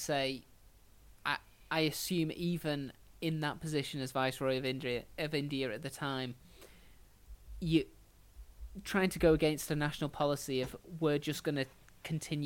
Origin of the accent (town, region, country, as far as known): Ireland